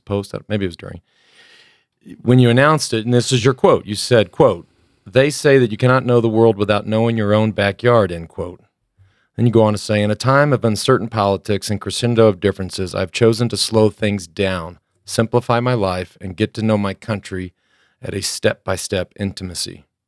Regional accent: Texas, United States; my home state of Texas

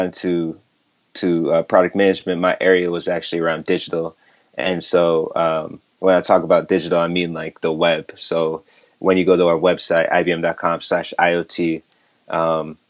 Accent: St. Paul, Minnesota, United States; moved away as an adult; also born or lived in New York; I grew up in the Midwest, St. Paul, Minnesota, as a first generation Nigerian.

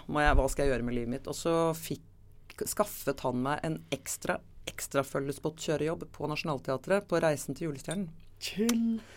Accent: Oslo, Norway; født og oppvokst i Oslo

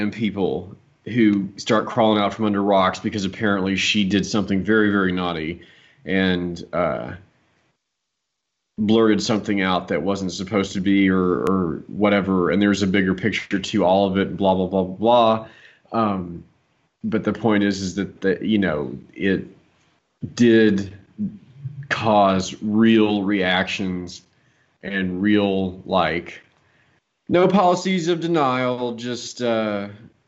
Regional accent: Dallas, Texas, United States; the family that I grew up with in Dallas

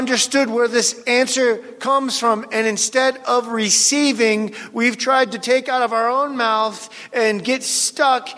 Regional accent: near Seattle, Washington, United States; the town near where I grew up in Seattle, Washington

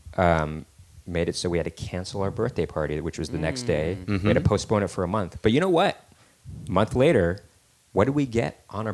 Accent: California, United States; We're from California. Earthquakes were a thing there.

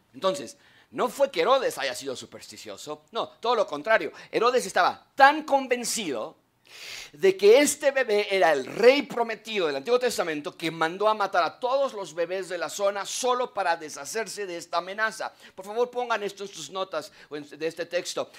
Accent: Mexico; los que no somos de Israel, somos de México, de alguna otra nacionalidad

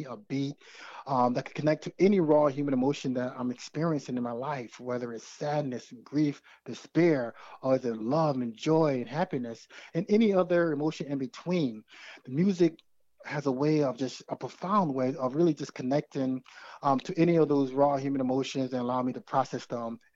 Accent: United States; as a man growing up in America

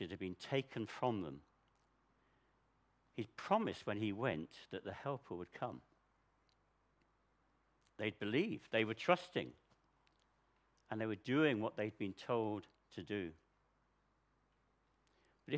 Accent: United Kingdom; we're so British

